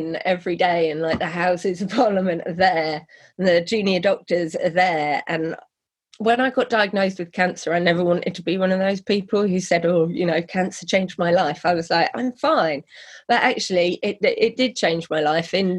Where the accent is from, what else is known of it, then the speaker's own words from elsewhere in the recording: Norfolk, East of England, United Kingdom; now in London, United Kingdom; I grew up in Norfolk